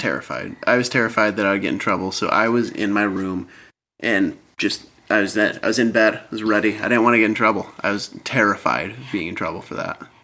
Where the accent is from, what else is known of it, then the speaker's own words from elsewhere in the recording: Michigan, United States; moved away as an adult; now in Seattle, United States; originally from Michigan, lived there for the first 25 years of my life